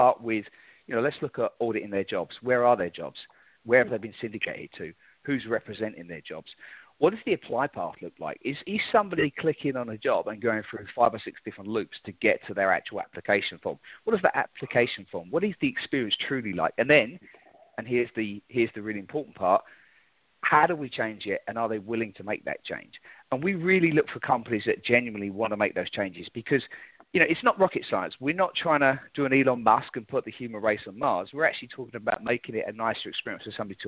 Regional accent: London, United Kingdom; moved away as an adult; now in United States; I'm originally from London, England

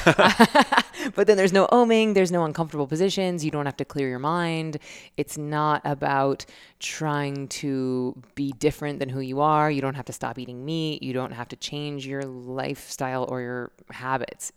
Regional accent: Tallahassee, Florida, United States; my hometown, Tallahassee.

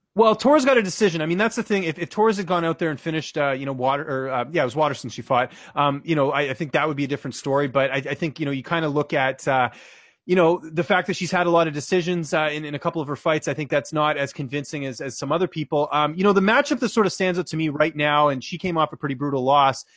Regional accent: Canada; as a Canadian

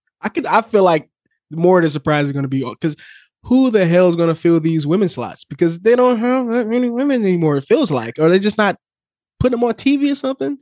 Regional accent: Detroit, Michigan, United States; growing up on the East Side of Detroit

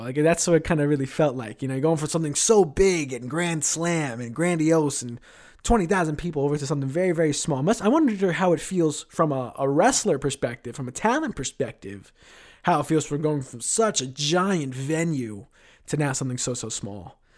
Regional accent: New York City, New York, United States; I live in Queens, that's my hometown

